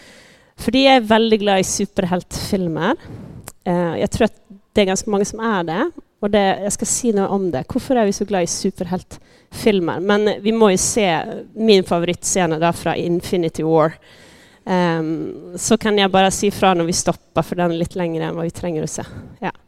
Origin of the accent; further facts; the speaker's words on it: Sweden; now in Norway; Eh, jag kommer från Sverige. Jag snackar lite sån blandning. Så om eh, du, du, du sitter och lurar på vad är för dialekt, vad jag kommer ifrån, ja, så vet du det. Eh, jag har bott här i tio år.